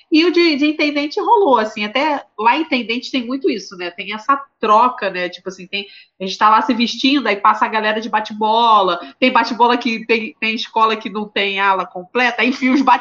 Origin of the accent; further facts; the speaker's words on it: Bahia, Brazil; Sou baiana nadadora, basicamente isso.